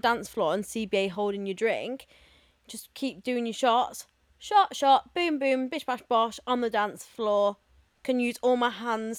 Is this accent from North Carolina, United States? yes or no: no; Texas, United States; I'm from Texas.